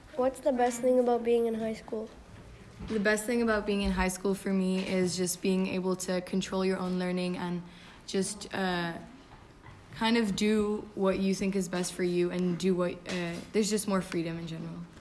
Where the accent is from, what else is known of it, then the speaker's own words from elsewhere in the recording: Hungary; I'm also in grade 9, and I'm from Hungary.